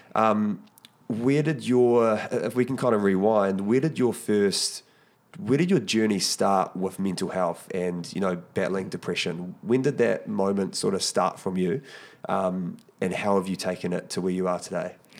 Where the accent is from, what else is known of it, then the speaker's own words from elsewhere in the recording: New Zealand; I know as Kiwis